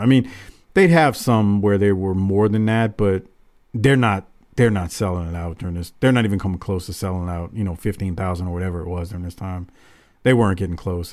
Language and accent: English; the South, United States; him being a Southerner, me too